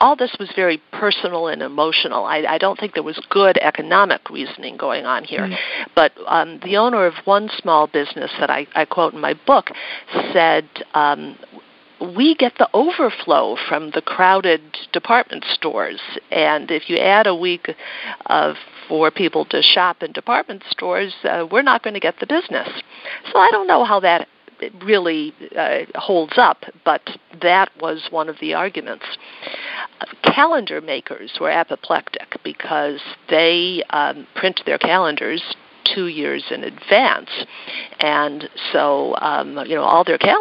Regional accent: Buffalo, New York, United States; I'm from Buffalo, New York

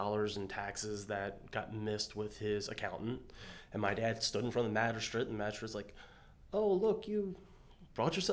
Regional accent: Berkeley County, West Virginia, United States; I grew up in Berkeley County, West Virginia.

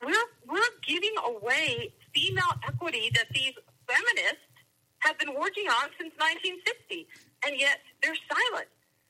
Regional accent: United States; I'm an American.

